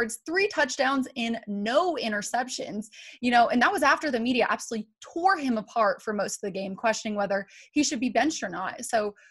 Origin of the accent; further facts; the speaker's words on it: Florida, United States; I'm from Florida